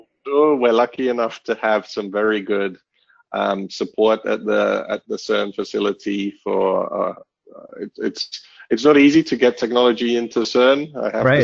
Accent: Barcelona, Catalonia, Spain; also born or lived in United Kingdom; But Barcelona is my hometown. It feels like home for me. Although I grew up in the UK, at the age of 10

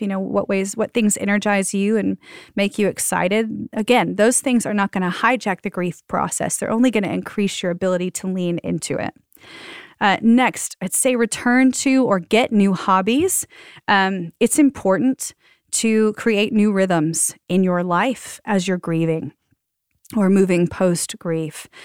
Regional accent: the South, United States; I'm from the South

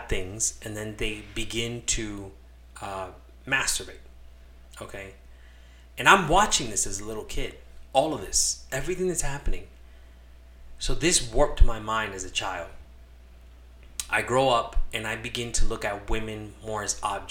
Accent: Los Angeles, California, United States; moved away; also born or lived in Connecticut; So, I was born in California. I'm an LA kid

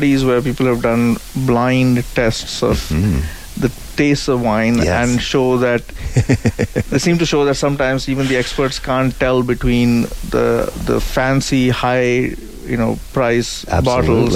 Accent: India; moved away; I grew up in India

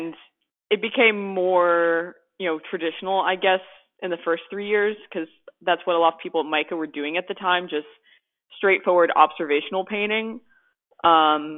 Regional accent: West Chester, Pennsylvania, United States; I'm from Westchester, Pennsylvania, and it's a short drive from Wilmington

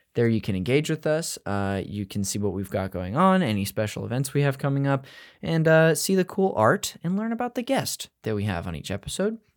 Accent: Modesto, California, United States; I'm north of that. I'm from Modesto.

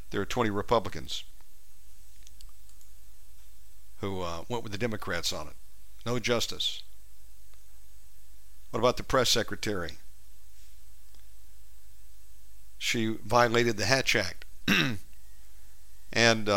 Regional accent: the South, United States; born or raised there

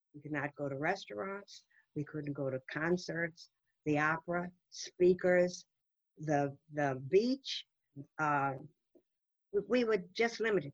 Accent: New Orleans, Louisiana, United States; I grew up in New Orleans, Louisiana, the Deep South, under rigid segregation.

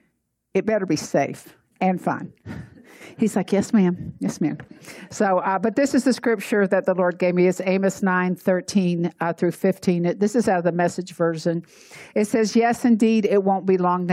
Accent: Atlanta, Georgia, United States; I grew up in Atlanta, and we had the Chattahoochee River.

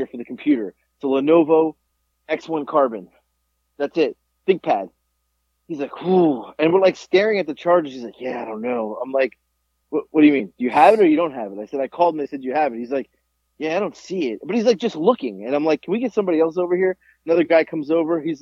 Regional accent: Boca Raton, Florida, United States; I grew up in Boca Raton

